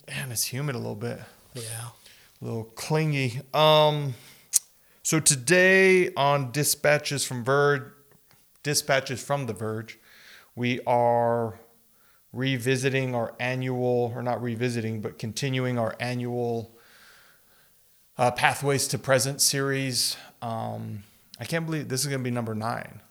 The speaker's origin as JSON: {"language": "English", "area": "El Paso and Las Cruces", "region": "Southwest", "country": "United States", "tie": "born or raised there", "said": "just growing up in the Southwest here, we've talked about this growing up yeah. in El Paso and Las Cruces"}